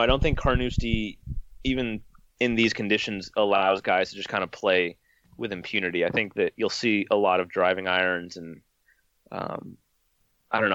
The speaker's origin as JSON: {"language": "English", "region": "California", "country": "United States", "tie": "born or raised there", "said": "I grew up in California"}